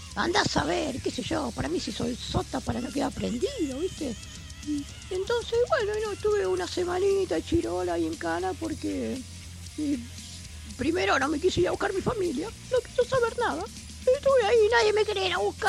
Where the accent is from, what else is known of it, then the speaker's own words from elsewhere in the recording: San Lorenzo, Santa Fe, Argentina; yo soy de San Lorenzo